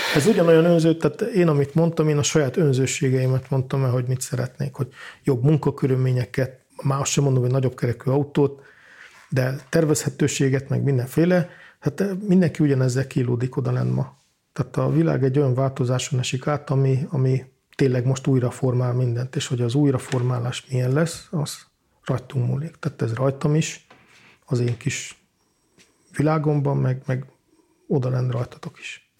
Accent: Valkó, Pest, Hungary; moved away; Én Valkon születtem Gödöllő mellett, tehát Pest megyének a központi részében.

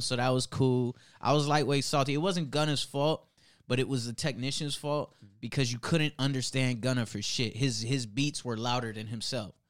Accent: Cleveland, Ohio, United States; I'm from Cleveland

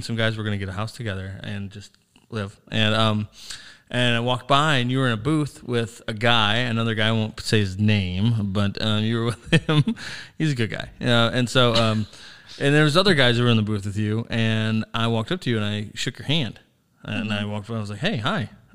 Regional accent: Sandusky, Ohio, United States; moved away; also born or lived in New Philadelphia, Ohio / Cleveland, Ohio; I grew up in Sandusky

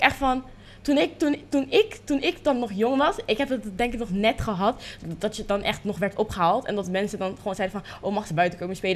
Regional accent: Rotterdam, South Holland, Netherlands; also born or lived in Leiden; toen ben ik geboren in Leiden. Want daar eh, woonden we toen der tijd. Mm. Heel even hoor, een paar maanden. En uiteindelijk ben ik toen ehm, in Rotterdam gaan wonen

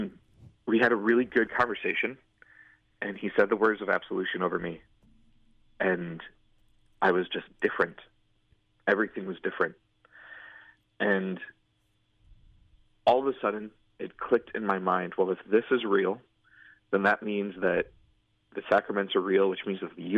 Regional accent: Antioch, Illinois, United States; growing up in Antioch

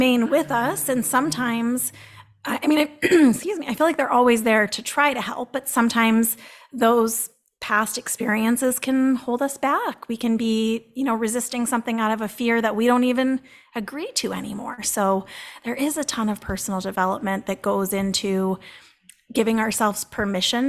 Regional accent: Boston, Massachusetts, United States; I'm from Boston

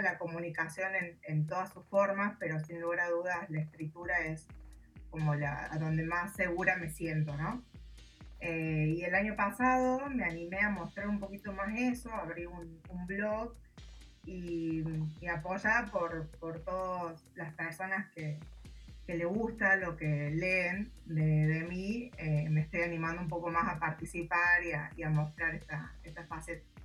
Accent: Córdoba, Argentina; soy de Córdoba, Argentina

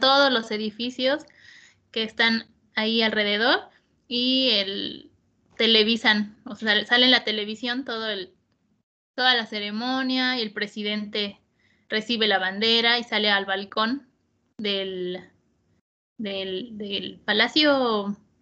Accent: Mexico

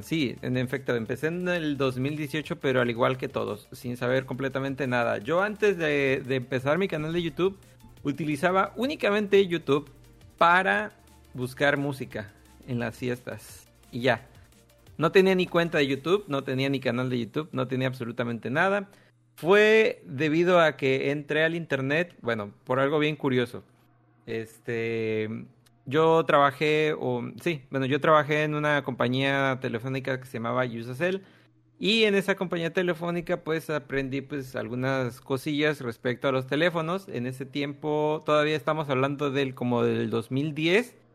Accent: Tabasco, Mexico; Yo soy de Tabasco.

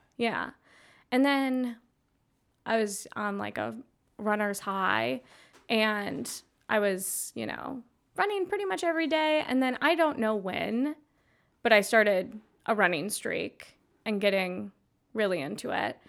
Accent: just west of Minneapolis, Minnesota, United States; now in Milwaukee, United States; I grew up in Minnesota, just west of Minneapolis

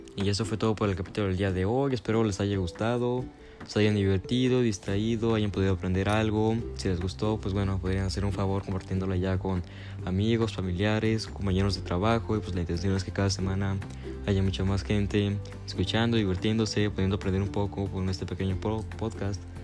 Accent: Mexico; yo como mexicano

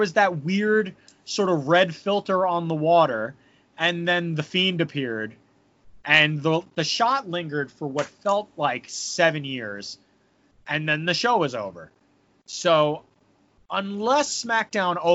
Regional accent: United States; I'm an American

